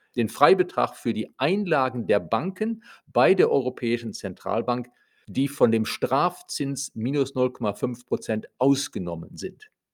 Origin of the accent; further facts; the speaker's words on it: Germany